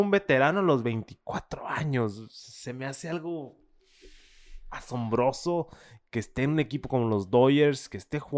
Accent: Mexico

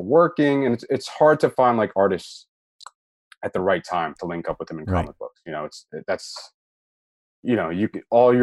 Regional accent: New Jersey, United States; I am from New Jersey, and I carry a lot of my New Jersey stink with me

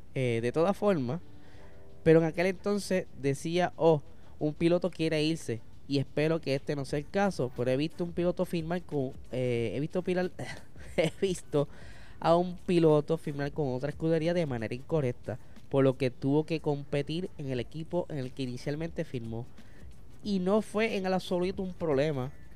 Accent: Puerto Rico; gente como nosotros, boricuas

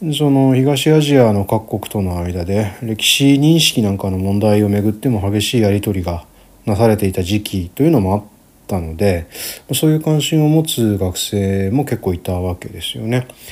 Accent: Gunma, Japan; 私の地元群馬県なんですけど

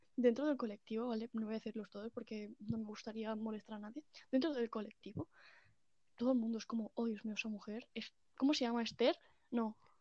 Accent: Catalonia, Spain; yo como buena catalana que soy

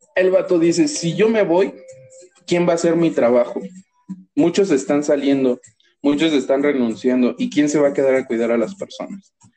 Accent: Toluca, State of Mexico, Mexico; yo nací aquí en Toluca

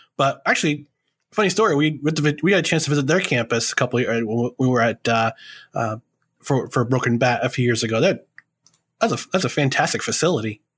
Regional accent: New York, United States; also born or lived in New Jersey; our first Thanksgiving in New York was nineteen eighty-five

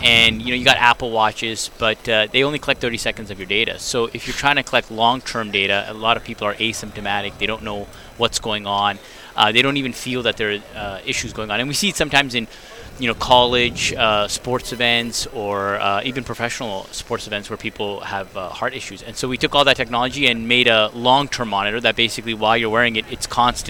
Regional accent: Canada; now in United States; I'm Canadian originally before I moved to the States.

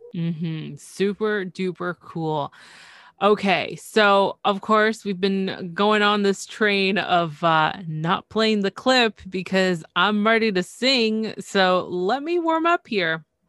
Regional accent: Canada; I'm from Canada

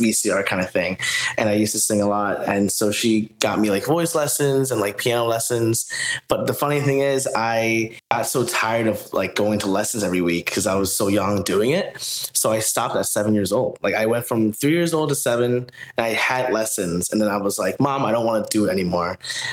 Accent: New Jersey, United States; also born or lived in Philadelphia, Pennsylvania / Newark, New Jersey; I moved to New Jersey when I was 2 years old

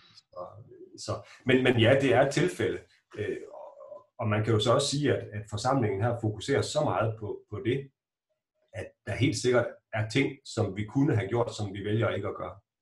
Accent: Strandby, North Denmark Region, Denmark; moved away; also born or lived in Gothenburg; så var det lykkedes præsten i Strandby, hvor jeg kommer fra, at lokke min mor til at være en del af menighedsrådet

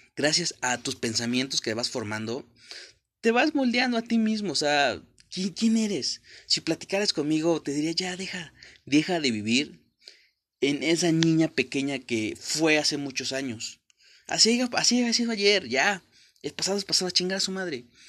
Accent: Mexico; Yo soy de México, la mayor parte de mexicanos hablamos con groserías

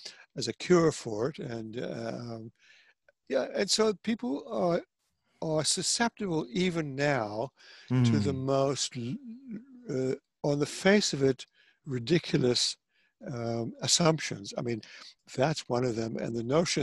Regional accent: South Africa; moved away; I grew up in South Africa

